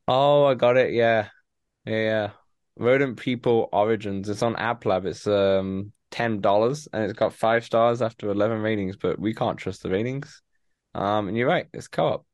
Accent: United Kingdom; a lot of British people love it because, you know, we grew up on Top Gear.

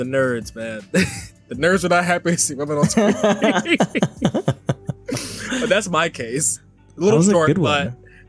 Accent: New Jersey, United States; I'm from New Jersey.

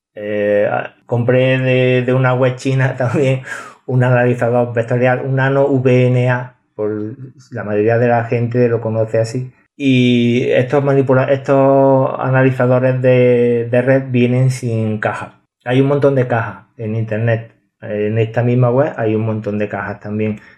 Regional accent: a village in Córdoba province, Andalusia, Spain; en Córdoba una de ellas. Así que eh, mi pueblo

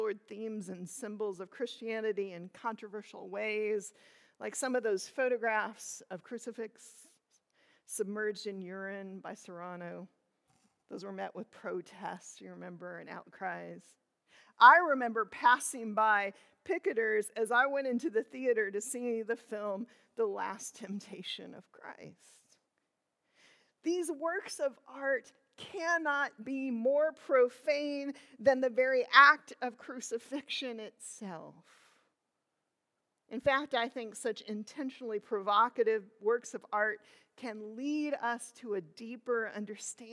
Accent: Illinois, United States; I grew up in Illinois

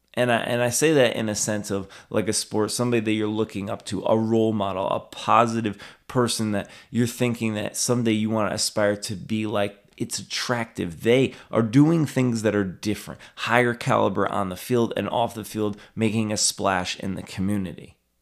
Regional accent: Albany, New York, United States; my hometown here

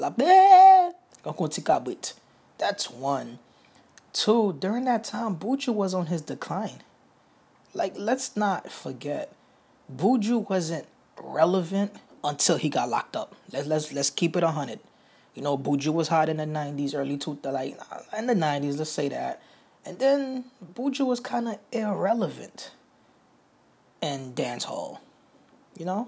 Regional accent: New York City, New York, United States; moved away as an adult; now in Miami, United States; I'm from New York. You know, I'm originally from New York. I recently moved down to Miami

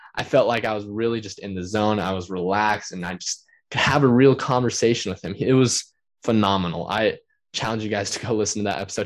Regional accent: Utah, United States; also born or lived in Riverton, Utah; my home state, Utah

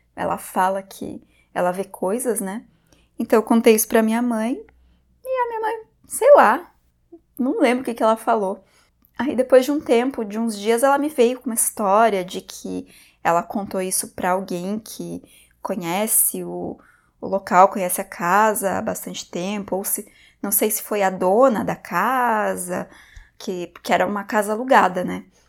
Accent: Porto União, Santa Catarina, Brazil; Nesse momento, eu já estava morando na minha cidade natal de volta, que é Porto União, também em Santa Catarina.

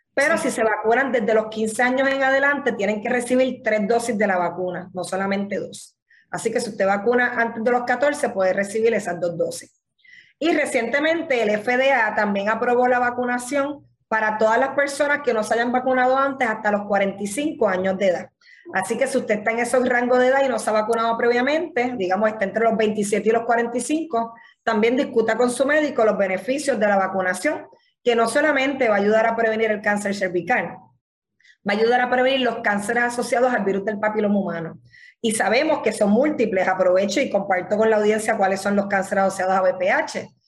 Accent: Puerto Rico

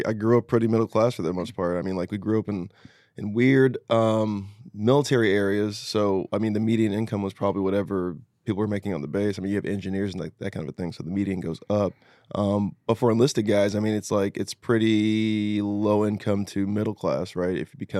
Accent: Ridgecrest, California, United States; But I went to junior high and high school in a place called China Lake, Ridgecrest, California, which is the high desert, which is near Mammoth Mountain

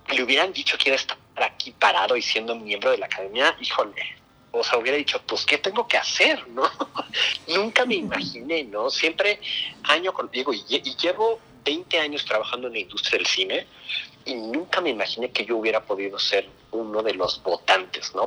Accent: Mexico; por, ser latino, por ser mexicano

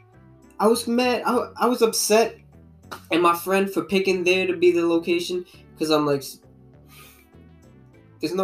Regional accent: Guyana; I'm from Guyana.

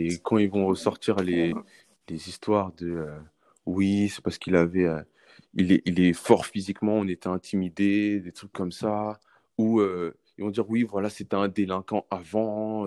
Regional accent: France; on est français mais on a mmh nos, origines, origine euh, origines, en fait, de notre mmh pays, de nos parents

